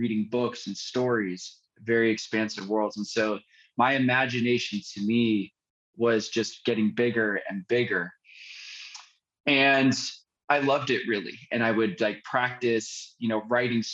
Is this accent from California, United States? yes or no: yes; San Francisco Bay Area, California, United States; I grew up in the San Francisco Bay Area